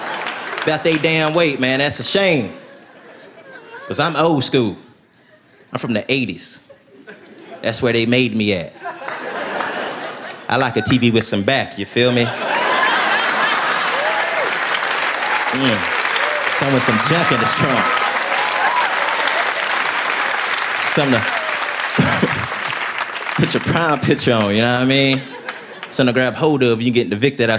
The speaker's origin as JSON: {"language": "English", "region": "Tennessee", "country": "United States", "moved": "as an adult", "lives_now": "Los Angeles, United States", "said": "even though I'm from Tennessee, I live in Los Angeles now"}